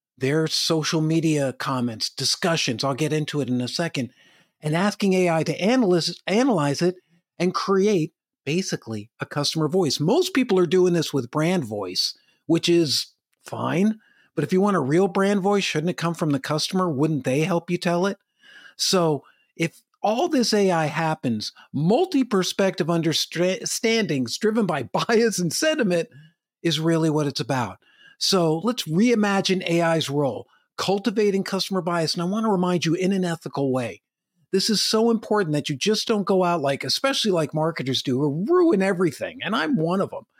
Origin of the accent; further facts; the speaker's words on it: Madison, New Jersey, United States; now in Chico, United States; I live in Chico, California. It's way different than when I grew up in Madison, New Jersey